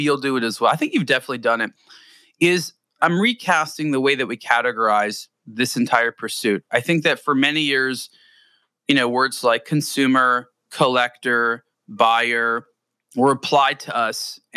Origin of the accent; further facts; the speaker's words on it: Southern California, United States; I growing up in Southern California